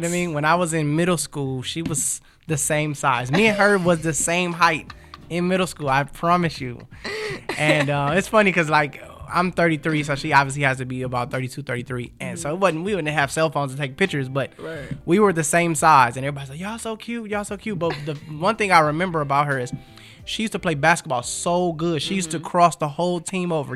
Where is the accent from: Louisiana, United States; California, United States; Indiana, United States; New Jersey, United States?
California, United States; Los Angeles; also born or lived in Compton / Inglewood; I grew up in um, Watts. Actually, we moved around a different, a couple of different places, but I was born in Compton.